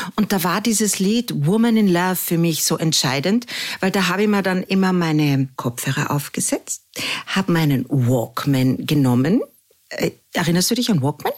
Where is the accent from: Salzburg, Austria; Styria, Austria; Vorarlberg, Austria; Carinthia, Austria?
Carinthia, Austria; moved away as an adult; also born or lived in Vienna; ich als Kärntnerin